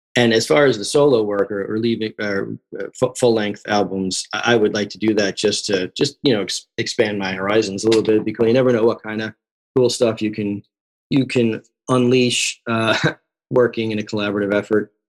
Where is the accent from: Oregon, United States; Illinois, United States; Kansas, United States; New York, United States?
New York, United States; Long Island; moved away as an adult; also born or lived in Queens, New York; now in Los Angeles, United States; I'm from the East Coast originally. I grew up in New York. I, I grew up on Long Island.